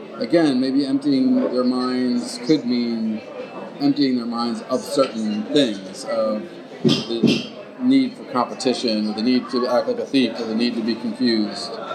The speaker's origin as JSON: {"language": "English", "country": "United States", "tie": "born or raised there", "said": "growing up in America"}